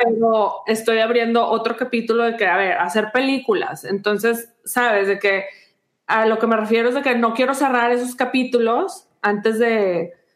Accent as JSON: {"language": "Spanish", "country": "Mexico", "moved": "as an adult", "lives_now": "United States", "said": "nunca lo voy a soltar a México porque pues de ahí soy"}